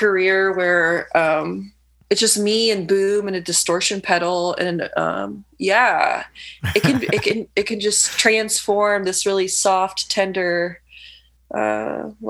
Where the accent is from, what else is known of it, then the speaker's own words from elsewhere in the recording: Lafayette, Indiana, United States; moved away as an adult; also born or lived in Bloomington, Indiana; now in Chicago, United States; I grew up in Lafayette, Indiana, and moved to Bloomington when I was around 20. And then after graduating, came to Chicago in 2012